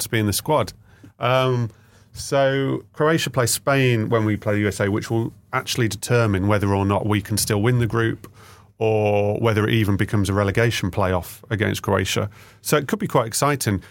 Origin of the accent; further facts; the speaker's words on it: the Midlands, England, United Kingdom; I'm from the Midlands